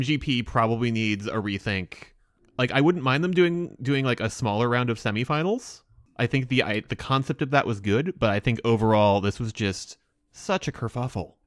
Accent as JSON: {"language": "English", "country": "United States", "said": "watching as an American."}